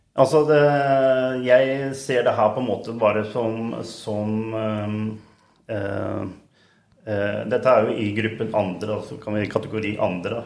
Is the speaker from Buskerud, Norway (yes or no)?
no; Siljan, Telemark, Norway; also born or lived in Skien; Barndommen var i Siljan